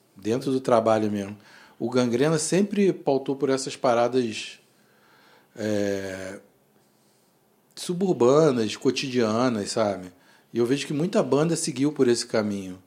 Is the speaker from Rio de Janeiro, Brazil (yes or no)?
yes; Rio de Janeiro, Brazil; a gente é da Zona Oeste